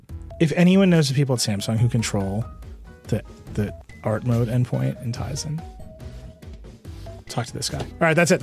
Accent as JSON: {"language": "English", "region": "Texas", "country": "United States", "said": "I'm from Texas."}